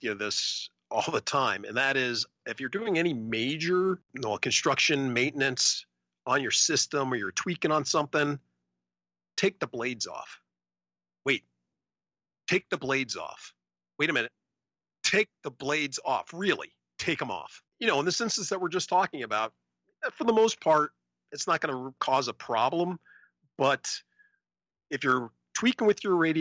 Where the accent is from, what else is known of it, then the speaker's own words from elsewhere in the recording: Alaska, United States; I'm from Alaska